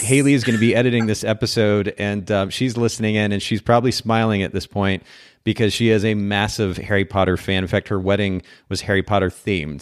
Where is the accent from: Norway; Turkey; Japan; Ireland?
Japan; moved away; I grew up in Japan, so I'm getting to use oh, wow. my Japanese.